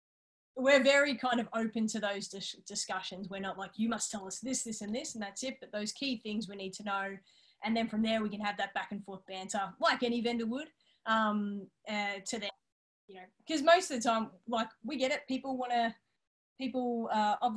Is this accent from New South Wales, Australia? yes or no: no; Yarra Valley, Victoria, Australia; now in Melbourne, Australia; we grew up out in the Yarra Valley